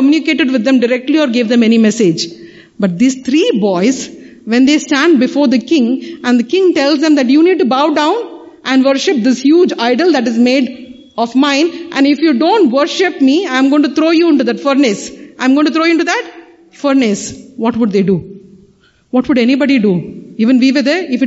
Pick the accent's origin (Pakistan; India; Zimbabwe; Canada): India; Kanyakumari, Tamil Nadu; The three seas meet over there. Three oceans meet over. That's my hometown